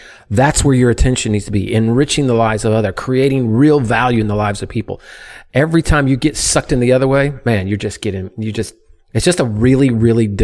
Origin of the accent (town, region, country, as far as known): United States